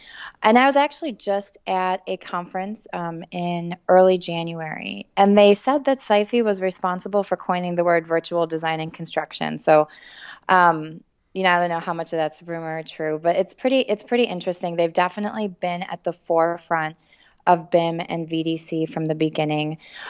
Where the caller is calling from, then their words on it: Chicago, Illinois, United States; We're based in Chicago, so I'm calling you from the Windy City.